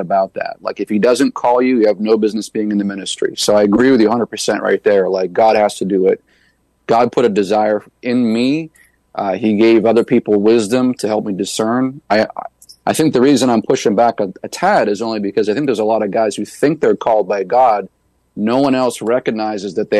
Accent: New Hampshire, United States; planted a church right in my hometown

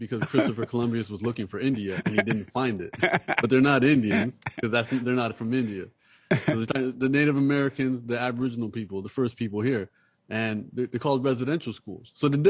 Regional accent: Canada; moved away as an adult; now in Los Angeles, United States; I'm Canadian, so I just moved to LA four months ago. So, you know, I'm also an immigrant in this country

